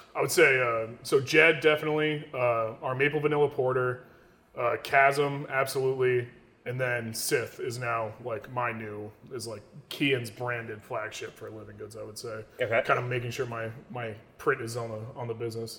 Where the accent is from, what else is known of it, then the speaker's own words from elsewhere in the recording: New York, United States; I love my hometown. I love being here